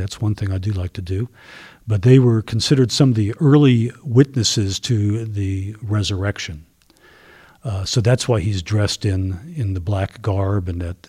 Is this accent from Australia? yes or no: no; Germany; moved away; I was born in Germany, and by blood, I am German